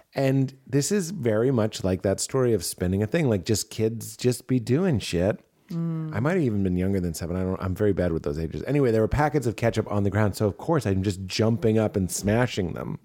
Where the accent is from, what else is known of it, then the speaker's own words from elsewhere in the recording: Melrose, Massachusetts, United States; When I was growing up in Melrose, Massachusetts